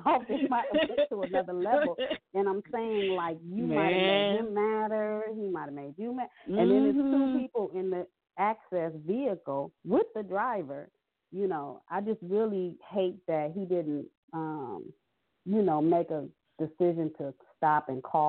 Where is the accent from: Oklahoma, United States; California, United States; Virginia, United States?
California, United States; Los Angeles; I'm born and raised in Los Angeles, California.